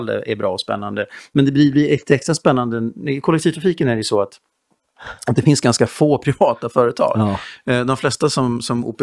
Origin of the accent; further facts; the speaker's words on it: Östersund, Jämtland, Sweden; Jag minns när jag var liten, så i Östersund